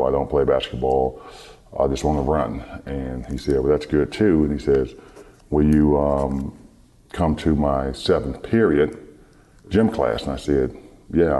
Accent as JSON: {"language": "English", "town": "Detroit", "region": "Michigan", "country": "United States", "tie": "born or raised there", "said": "growing up in Detroit. In Detroit, my ninth grade year in high school"}